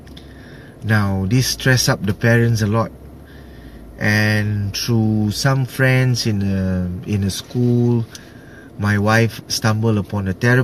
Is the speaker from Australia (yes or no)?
no; Singapore; I'm from Singapore